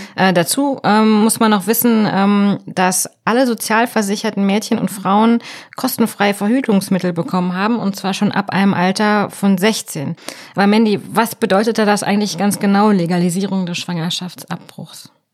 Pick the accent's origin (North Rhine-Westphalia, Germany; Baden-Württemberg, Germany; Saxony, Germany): North Rhine-Westphalia, Germany; ich bin in Nordrhein-Westfalen groß geworden